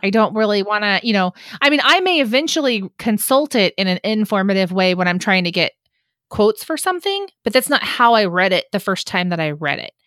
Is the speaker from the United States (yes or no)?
yes; California, United States; as a Californian